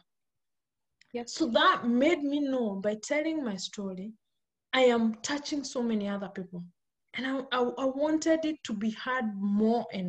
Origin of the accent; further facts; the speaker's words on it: Kenya; I'm born and brought up in Kenya. Kenya is in Africa. And I grew up in the village.